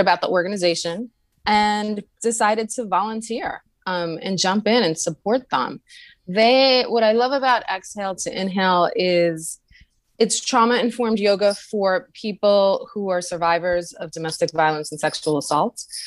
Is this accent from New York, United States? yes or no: yes; New York City, New York, United States; I am a native to New York City, where I currently live